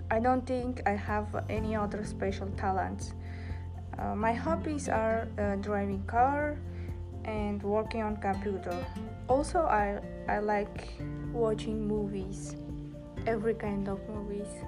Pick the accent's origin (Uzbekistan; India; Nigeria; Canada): Uzbekistan; Tashkent; first language Uzbek; English is a second language; moved away as an adult; now in New York, United States; I was born in Tashkent, uh, capital of Uzbekistan. And uh, my native language is Uzbek, and I can also speak Russian and, e- and English. I have studied at school German, but I can speak it well.